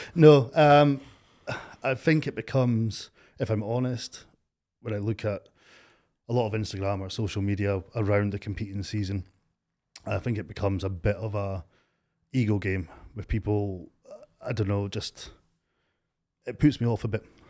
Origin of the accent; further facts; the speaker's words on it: Stonehaven, Scotland, United Kingdom; also born or lived in Aberdeen area; I'm from Stonehaven. Grew up in Stonehaven.